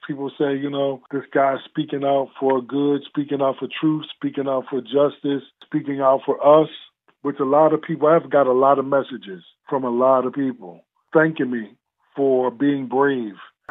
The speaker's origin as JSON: {"language": "English", "town": "Philadelphia", "region": "Pennsylvania", "country": "United States", "tie": "born or raised there", "moved": "as an adult", "lives_now": "Johnstown, United States", "said": "Growing up in Philadelphia"}